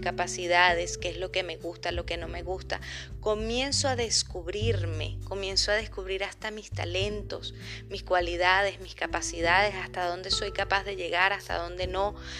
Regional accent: Venezuela; moved away as an adult; now in Chile; soy periodista, venezolana, emigrante, vivo en Chile desde hace tres años

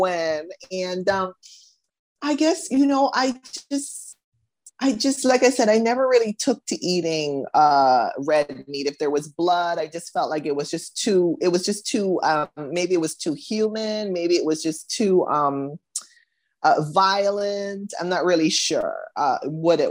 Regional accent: Bahamas; also born or lived in United States; I was born in the US, grew up in the Bahamas

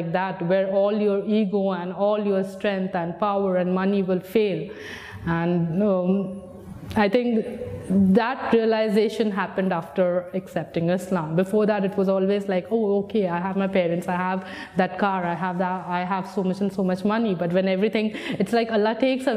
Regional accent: India; moved away as an adult; now in United Arab Emirates; I'm 27 years old and I come from India

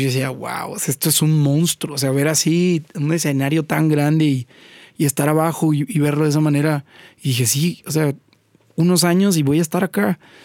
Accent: Poza Rica, Veracruz, Mexico; also born or lived in Xalapa / Mexico City; Yo nací en Poza Rica, estuve ahí hasta los 12, 13 años

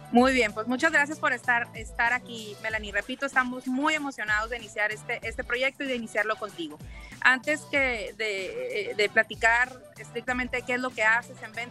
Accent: Mexico; now in Acapulco, Mexico; soy mexicana.

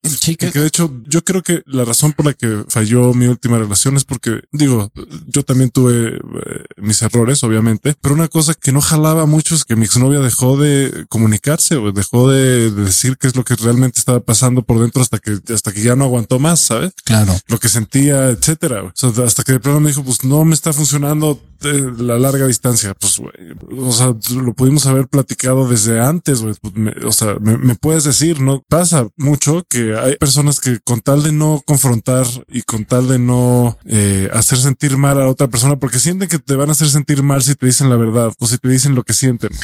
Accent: Mexico; Yo soy mexicano

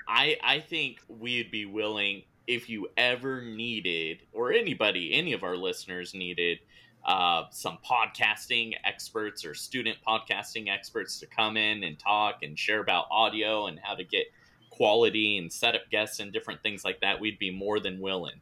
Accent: California, United States; growing up in California

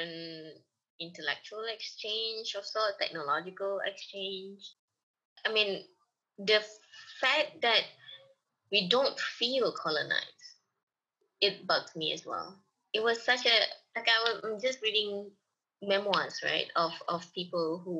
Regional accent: Malaysia

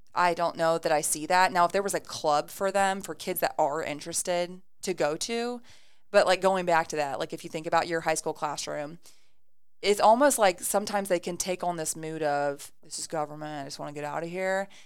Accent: Ada, Ohio, United States; I moved to Ada when I was in third grade and graduated from Ada.

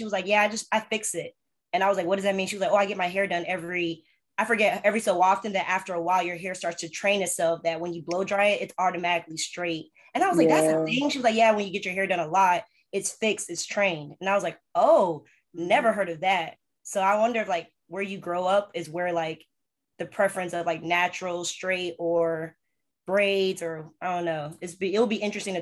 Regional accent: Virginia, United States; also born or lived in Houston, Texas; even though I was born in Houston, but I grew up in Virginia

